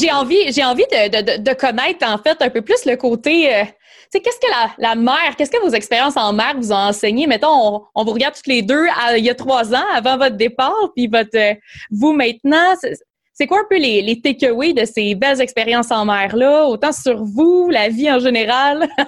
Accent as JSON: {"language": "French", "region": "Quebec", "country": "Canada", "said": "Parce que je parlais pas anglais quand je"}